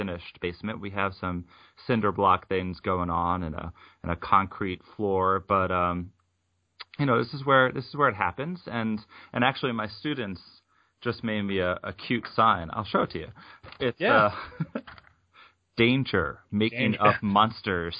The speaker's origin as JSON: {"language": "English", "region": "New York", "country": "United States", "tie": "born or raised there", "said": "I grew up in New York"}